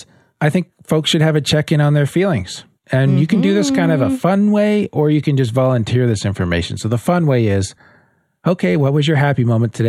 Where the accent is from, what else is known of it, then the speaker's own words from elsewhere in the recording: Canada; You can tell we're from Canada.